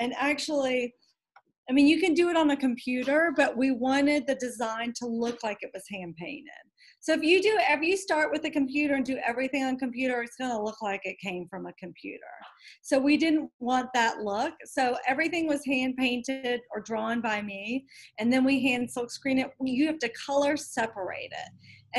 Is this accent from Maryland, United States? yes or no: yes; Chevy Chase, Maryland, United States; also born or lived in Lexington; I felt like since I grew up in Chevy Chase and Lexington, I kind of grew up in a tiny bubble.